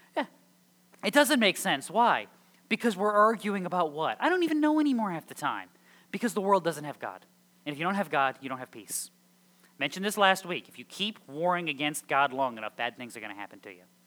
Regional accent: Connecticut, United States; moved away; also born or lived in the South (US); I, grew up on Long Island Sound in Connecticut

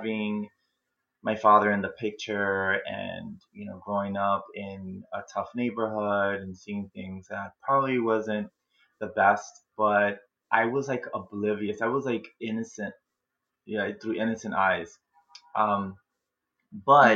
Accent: New York City, New York, United States; I was born and raised in the Bronx, New York

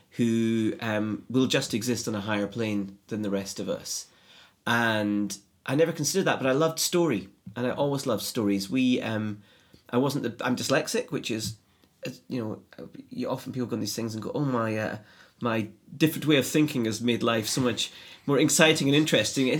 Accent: Edinburgh, Scotland, United Kingdom; I grew up in Edinburgh

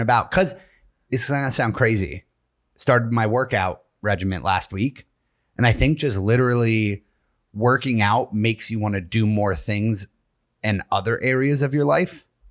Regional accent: Tunkhannock, Pennsylvania, United States; moved away; I grew up in Tunkhannock, Pennsylvania.

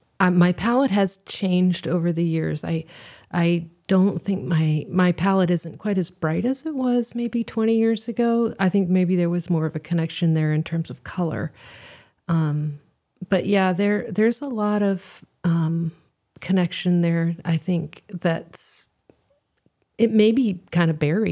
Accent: Seoul, South Korea; and I grew up in Seoul. We moved there when I was two, and so I grew up, you know, speaking the language, surrounded by Korean culture, and it's really culturally my home.

